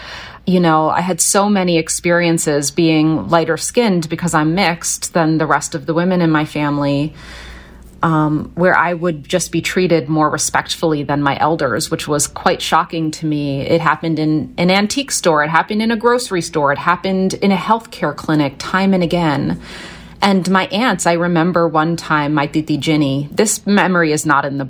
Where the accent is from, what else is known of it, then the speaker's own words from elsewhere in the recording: Philadelphia, Pennsylvania, United States; You know, I was born in West Philly, and from the time I was really a toddler until we moved out to the countryside, there's a lot going on in West Philly.